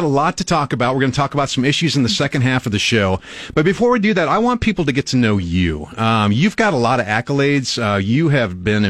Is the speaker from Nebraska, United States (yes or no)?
yes; Albion, Nebraska, United States; I grew up in Albion on a farm.